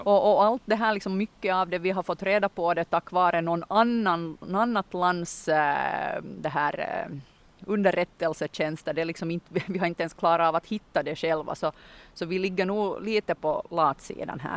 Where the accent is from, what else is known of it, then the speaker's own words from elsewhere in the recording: Munsala, Ostrobothnia, Finland; i Munsala då, min hembygd, så har vi ju vårt uttryck som är att jag är från Munsala